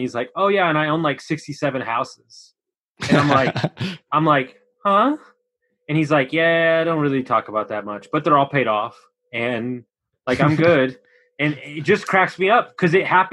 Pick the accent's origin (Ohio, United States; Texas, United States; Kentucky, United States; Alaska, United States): Texas, United States; Houston; also born or lived in Austin, Texas / San Antonio, Texas; I grew up in Houston, and I know Texas very well.